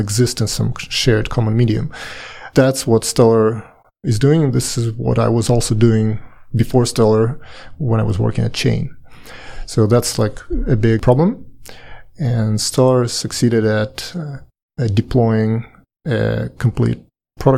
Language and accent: English; Saint Petersburg, Russia; moved away as an adult; also born or lived in Paris, France; now in United States; I'm Russian. I was born and lived in St. Petersburg for quite a long time. Later, I moved to Paris and lived 8 years in France.